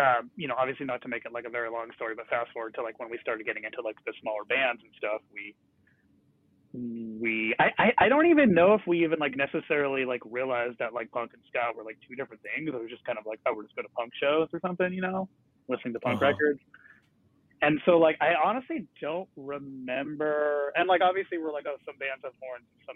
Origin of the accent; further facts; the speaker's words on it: Huntington Beach, California, United States; growing up in Huntington Beach